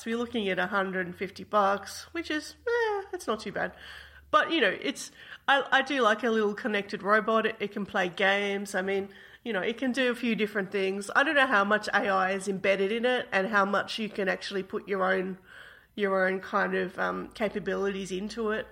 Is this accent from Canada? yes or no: no; Australia; as an Australian